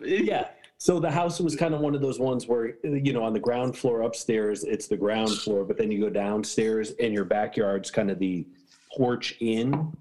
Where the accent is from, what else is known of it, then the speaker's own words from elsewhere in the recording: Connecticut, United States; moved away; I'm from Connecticut too